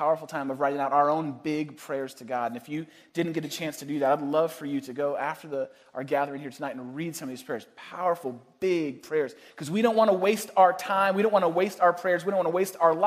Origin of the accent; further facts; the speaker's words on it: East Bay, outside San Francisco, California, United States; moved away as an adult; now in Chicago, United States; I grew up just outside of San Francisco in the East Bay